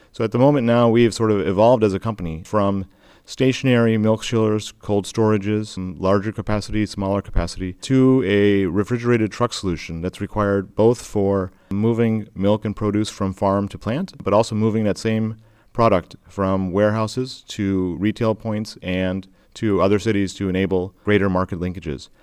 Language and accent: English; Michigan, United States; where I grew up and, and born and raised in Michigan